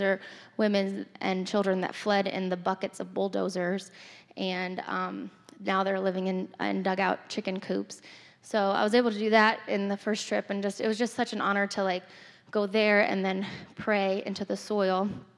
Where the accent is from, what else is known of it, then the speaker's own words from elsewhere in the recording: Turkey; I, as many of you know, I grew up in Turkey, and I just always have had a heart for the Middle East